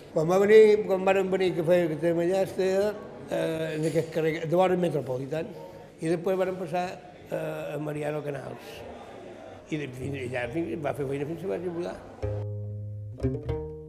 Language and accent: Catalan; Palma, Balearic Islands, Spain; also born or lived in Llucmajor; Vaig néixer a Palma.